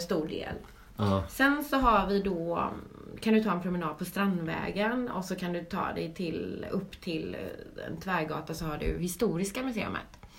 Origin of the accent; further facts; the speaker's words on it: Gothenburg, Västra Götaland, Sweden; moved away as an adult; also born or lived in London; now in Stockholm, Sweden; jag är från Göteborg mm. Eh, och har bott i Göteborg tills jag var 19